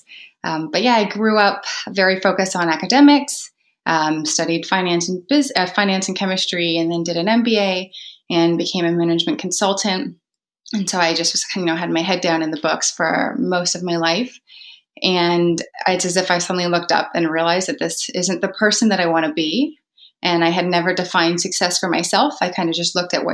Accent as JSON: {"language": "English", "country": "Canada", "said": "I'm also Canadian"}